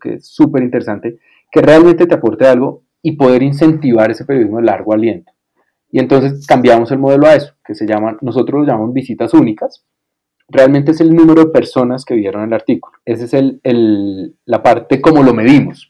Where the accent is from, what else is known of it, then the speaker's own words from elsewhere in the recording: Colombia; para mí como colombiano